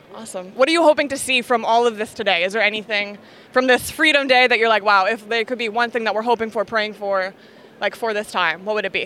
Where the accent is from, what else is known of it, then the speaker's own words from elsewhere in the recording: Canada; now in United Kingdom; I'm Canadian